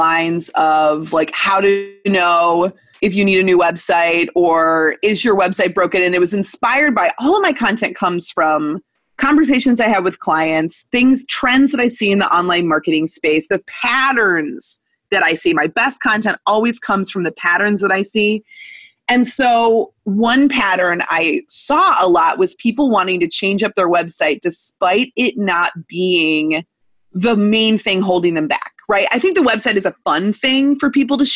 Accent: Missouri, United States; I was born in Missouri in 1984

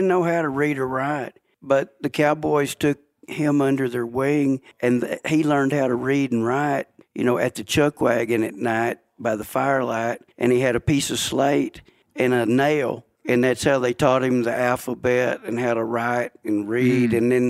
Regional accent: Texas, United States; In Texas, I'm from Texas, so I can say this

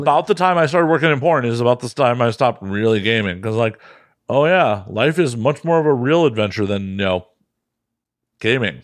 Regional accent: Midwest, United States; moved away as an adult; now in West Coast, United States; as a Midwesterner who used to drive east a bunch

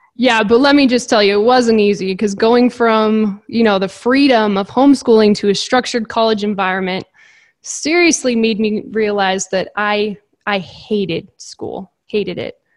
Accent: Napa, California, United States; I grew up in Napa, California.

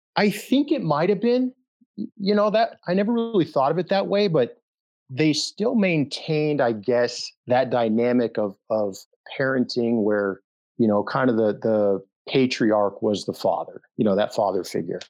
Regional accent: Denver, Colorado, United States; moved away as an adult; also born or lived in Fort Campbell, Kentucky; I was born and raised in Denver, Colorado, Mile High City, loved it there

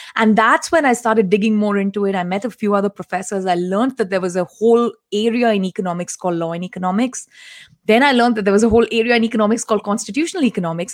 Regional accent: Delhi, India; I actually come from a Tamilian family, and we grew up in Delhi

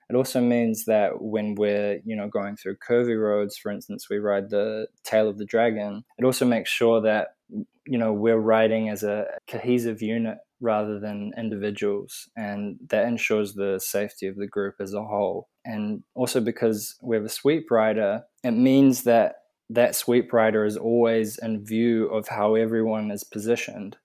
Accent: Auckland, New Zealand; I'm from Auckland, New Zealand

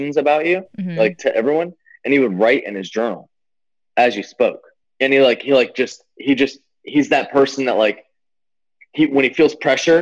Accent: Florida, United States; I'm from Florida

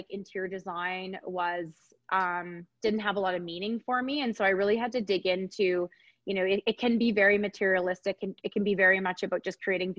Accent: Edmonton, Alberta, Canada; now in Calgary, Canada; I was raised in Edmonton

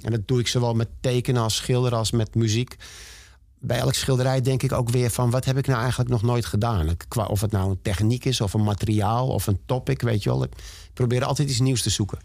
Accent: Amsterdam, North Holland, Netherlands; ik ben in Amsterdam geboren en ik ga er in mijn kist pas weer vandaan

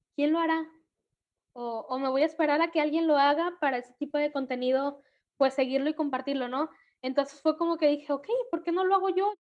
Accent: Manzanillo, Colima, Mexico; also born or lived in Tecomán, Colima; soy de Manzanillo, Colima. Bueno, aquí vivo, aunque nací.

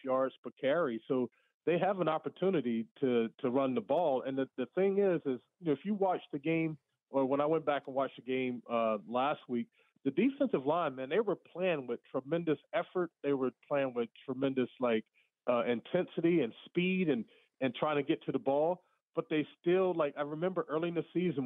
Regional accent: the South, United States; I grew up in the South

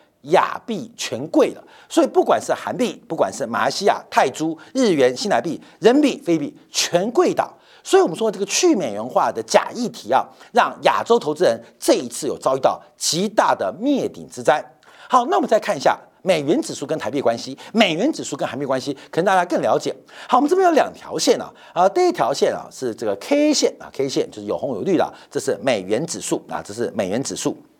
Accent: China; 所以为什么美国会笑我们中国人？

